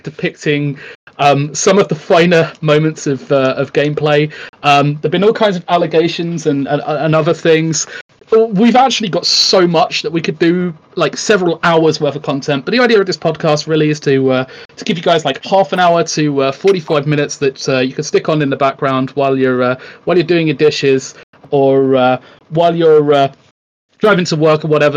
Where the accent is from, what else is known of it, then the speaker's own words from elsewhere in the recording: United Kingdom; I am famed, in inverted commas, for being the Brit who speaks his mind